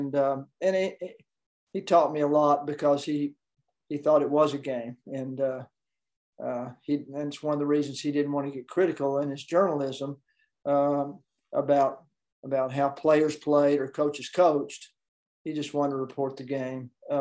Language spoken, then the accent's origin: English; Knoxville, Tennessee, United States; I grew up in Knoxville, Tennessee, home of the University of Tennessee